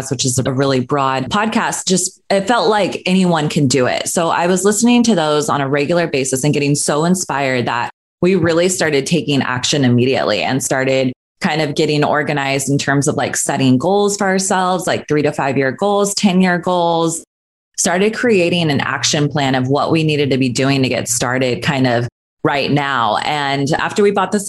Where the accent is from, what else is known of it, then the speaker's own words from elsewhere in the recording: Northern California, United States; moved away as an adult; now in Los Angeles, United States; I grew up in Northern California, so I ended up going to Sacramento State University for my nursing degree